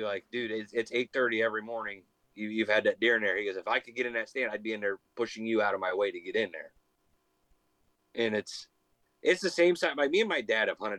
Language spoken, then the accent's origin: English; Lisbon, Ohio, United States; The entire town where we grew up in Lisbon